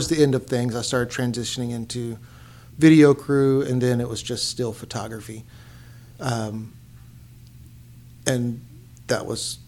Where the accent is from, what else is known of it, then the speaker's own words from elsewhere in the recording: Dortches, North Carolina, United States; Grew up in Dorchess, right off of Browntown Road